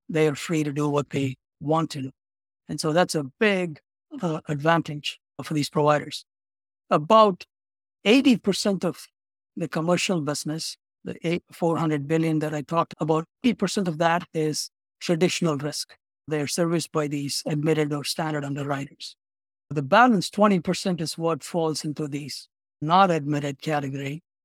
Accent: Chennai, Tamil Nadu, India; moved away as an adult; also born or lived in Baltimore / San Francisco; now in Chicago, United States; I'm originally from India, a city in the southeast part of India called Chennai. It used to be called as Madras.

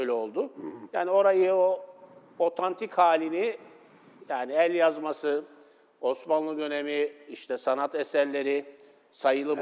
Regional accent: Istanbul, Turkey; ben Esenler'de çocukluğum geçti.

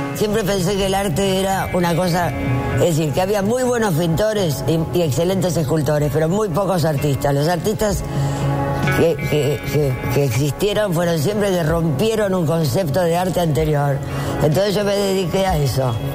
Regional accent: Argentina; soy made in Argentina

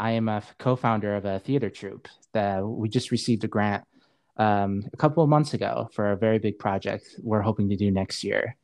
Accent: Saudi Arabia; also born or lived in Seattle, Washington, United States; now in Spokane, United States; I was just raised in Saudi Arabia. I wasn't born there. I was born in Seattle.

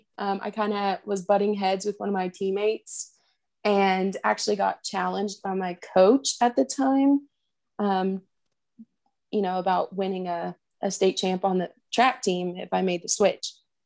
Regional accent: Arkansas City, Kansas, United States; So growing up, I was your typical little tomboy sister. I followed my brother everywhere.

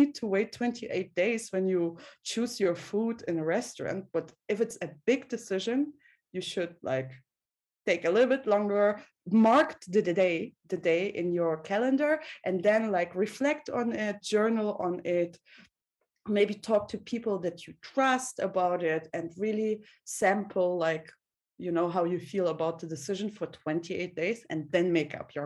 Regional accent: Russia; I was born in Soviet Russia

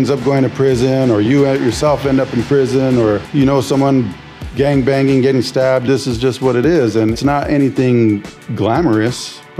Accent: San Jose, California, United States; Born and raised San Jose, East Side San Jose. Grew up Story in White, East Hills. Born and raised. Never really moved out.

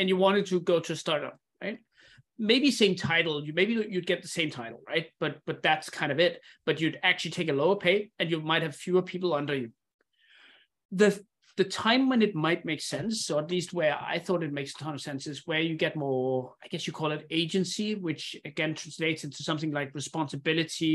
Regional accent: Denmark; moved away; also born or lived in Indonesia; I come from Denmark, which is a super high security country.

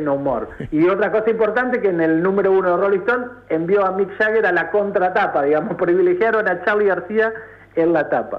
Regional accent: Ayacucho, Buenos Aires Province, Argentina; now in La Plata, Argentina; yo soy de Ayacucho, no de La Plata

